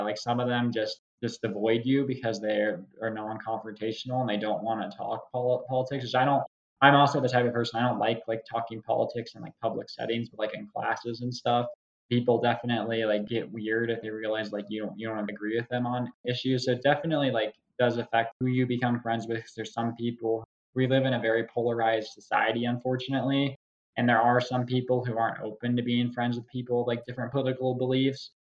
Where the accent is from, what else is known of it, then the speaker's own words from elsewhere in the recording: Parker, Colorado, United States; moved away as an adult; now in Dallas, United States; I grew up in Parker, Colorado, which is a suburb south southeast of Denver.